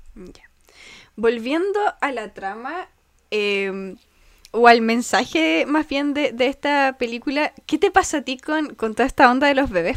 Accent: Chile; also born or lived in Puerto Montt; de Puerto Mona a mi pueblito es hora

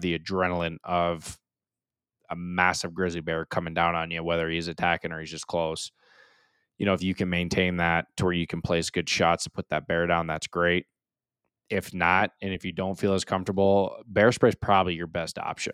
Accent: United States; I'm extremely proud and honored to be an American, and I will always represent being American

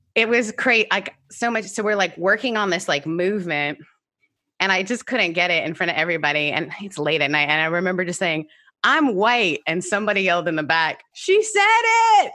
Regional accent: Canada

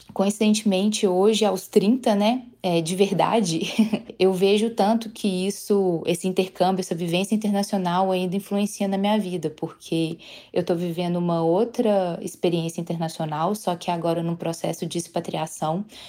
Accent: Belo Horizonte, Minas Gerais, Brazil; Eu sou de Belo Horizonte

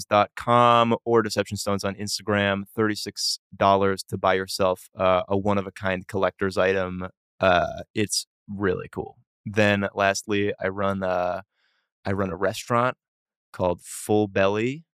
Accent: Boston, Massachusetts, United States; I grew up, uh, in Boston

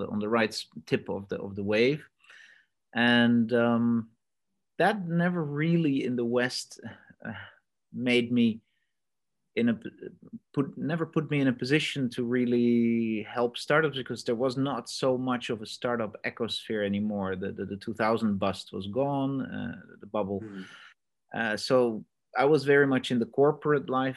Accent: Netherlands; also born or lived in Australia; I'm Dutch myself

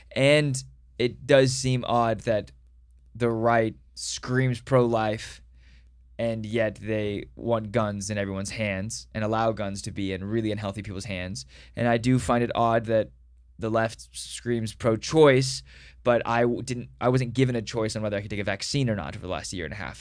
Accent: Dallas, Texas, United States; I was born in Dallas

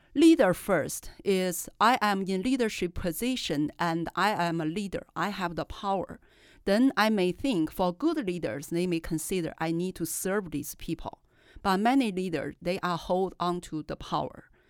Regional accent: China; English is a second language; moved away as an adult; I was raised in China

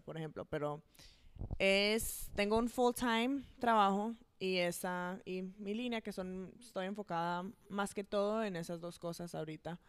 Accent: Atlanta, Georgia, United States; also born or lived in New Jersey; como hace tuve seis años cuando nos mudamos para aquí, para Atlanta. Entonces, toda la vida, de verdad, yo he estado aquí

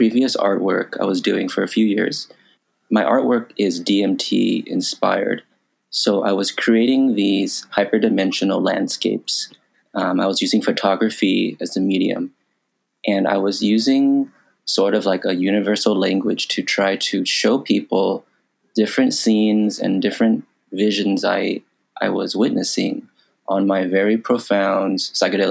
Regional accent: United States; My ethnicity is Thai. My nationality is American. Buddhism is very popular in Thailand. But when I grew up in America

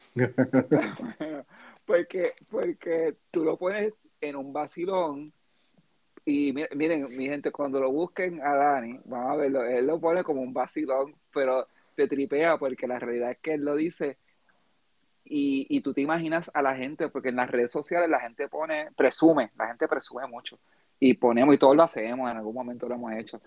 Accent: Puerto Rico; nosotros acá pues hablamos del juego de baloncesto que es lo que la fiebre en Puerto Rico ahora con el baloncesto nacional

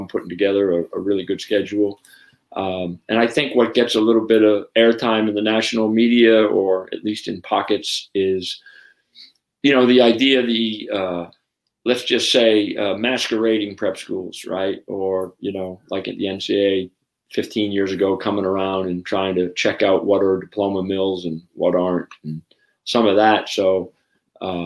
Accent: United States; I'm an American

